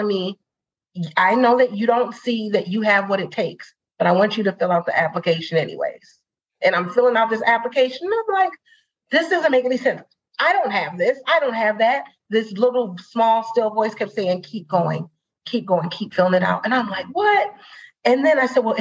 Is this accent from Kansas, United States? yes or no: no; Saint Paul, Minnesota, United States; I'm born and raised in St. Paul